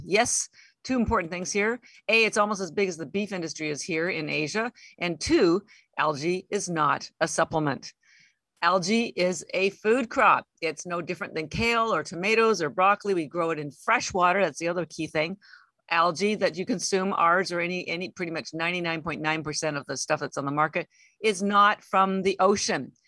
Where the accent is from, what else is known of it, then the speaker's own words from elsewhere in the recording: Canada; moved away as an adult; now in Boston, United States; And I'm Canadian, although I've lived in Boston 33 years